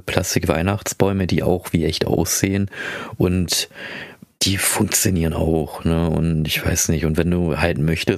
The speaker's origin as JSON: {"language": "German", "country": "Philippines", "moved": "yes", "said": "ich komme aus den Philippinen"}